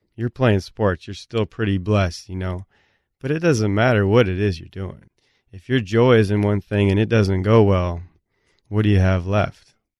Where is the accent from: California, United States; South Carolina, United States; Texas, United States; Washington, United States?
Washington, United States; Blaine; moved away; I'm from Blaine, Washington. We got a population, three thousand.